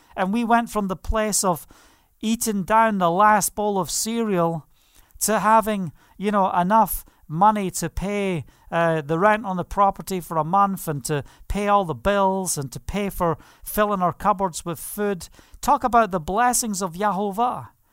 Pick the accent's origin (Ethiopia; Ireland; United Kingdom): United Kingdom; Scotland; I'm Scottish